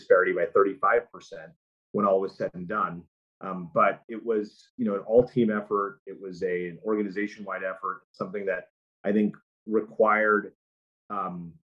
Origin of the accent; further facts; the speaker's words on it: United States; as an American, as a person who lives in this society